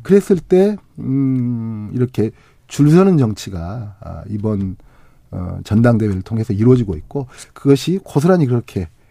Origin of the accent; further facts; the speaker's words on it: Honam, South Korea; 저도 이제 호남 사람이니까.